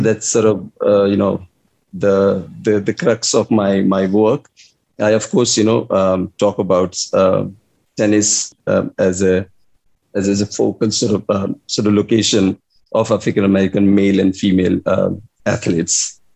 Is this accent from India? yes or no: yes; India; English is a second language; also born or lived in Delhi / Iowa City; me being an Indian